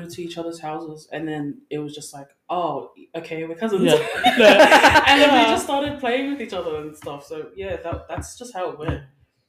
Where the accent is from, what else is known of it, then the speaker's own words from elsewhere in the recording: Sydney, New South Wales, Australia; also born or lived in Auckland, New Zealand / Brisbane; I was a Queenslander originally. And then my parents separated and then we moved down to Sydney.